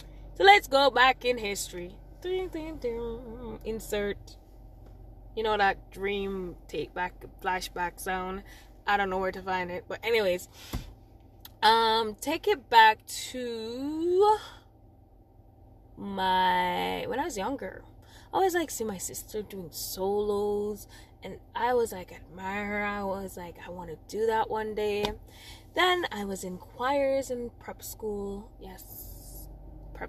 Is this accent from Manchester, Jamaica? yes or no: no; Old Harbour, Saint Catherine, Jamaica; accent: Jamaican; also born or lived in May Pen, Clarendon; I'm from Old Harbor